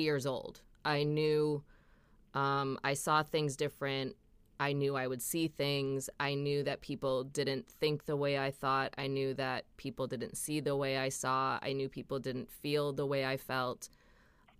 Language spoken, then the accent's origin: English; Minnesota, United States; I'm from Minnesota, so like it's very religious there